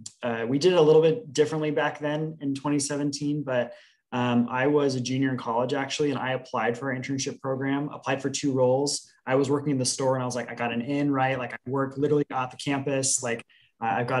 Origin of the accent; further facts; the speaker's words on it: Portland, Oregon, United States; Portland native, born and raised, didn't really stray too far from home geographically.